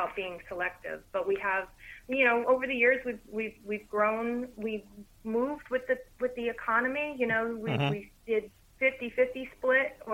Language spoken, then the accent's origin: English; Morris County, New Jersey, United States; moved away as an adult; also born or lived in Virginia; now in Monmouth County, New Jersey, United States; I grew up in Morris County